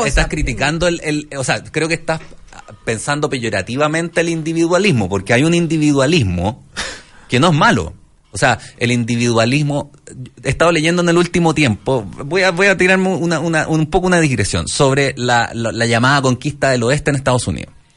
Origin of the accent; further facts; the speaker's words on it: Valparaíso, Chile; Yo soy de Valparaíso